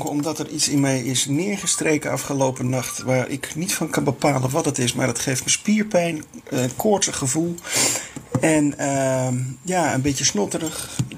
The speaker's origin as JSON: {"language": "Dutch", "town": "Eindhoven", "region": "North Brabant", "country": "Netherlands", "tie": "born there", "also_born_or_lived": "Zeeland", "said": "ik ben in Eindhoven geboren, maar ik"}